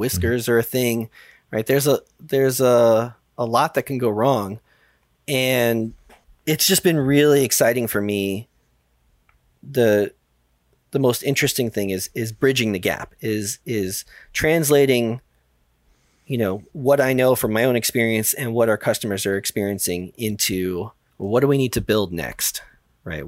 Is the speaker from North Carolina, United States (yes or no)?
no; New York City, New York, United States; I grew up in the Bronx